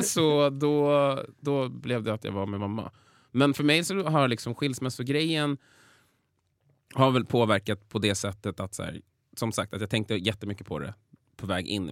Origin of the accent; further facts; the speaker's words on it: Vallentuna, Stockholm County, Sweden; also born or lived in Täby / Danderyd; flyttade vi till Vallentuna och det är där jag spenderade större delen av mitt liv